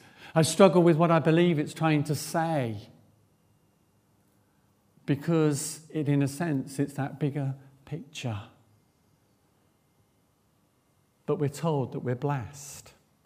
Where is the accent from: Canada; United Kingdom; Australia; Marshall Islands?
United Kingdom; East Midlands; Back in the 1970s, I grew up in South Northamptonshire, and we were not far from the Upper Heyford American Air Base.